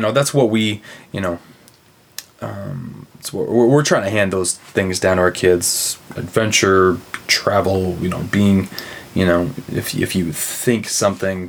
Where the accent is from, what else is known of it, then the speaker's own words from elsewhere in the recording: Broken Arrow, Oklahoma, United States; moved away; Broken Arrow, Broken Arrow, Oklahoma, outside of Tulsa.